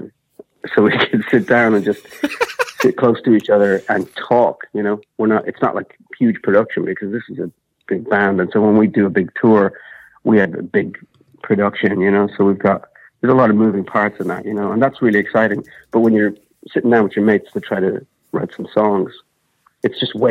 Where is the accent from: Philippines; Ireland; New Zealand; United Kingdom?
Ireland; I'm Irish